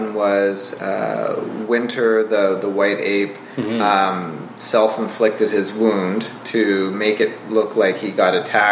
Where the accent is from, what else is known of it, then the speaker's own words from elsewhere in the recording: New Brunswick, Canada; where I'm from, which is New Brunswick